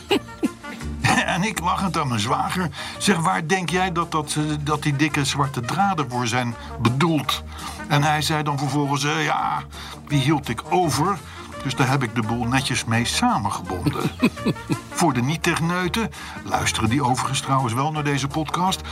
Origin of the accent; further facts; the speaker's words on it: Netherlands; als Hollanders